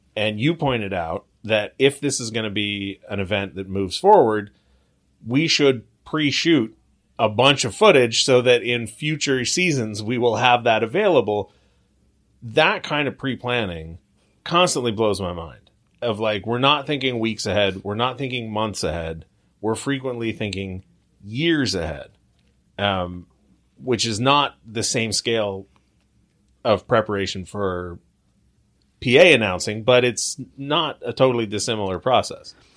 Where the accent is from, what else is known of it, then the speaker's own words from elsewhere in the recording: Long Beach, California, United States; grew up in Long Beach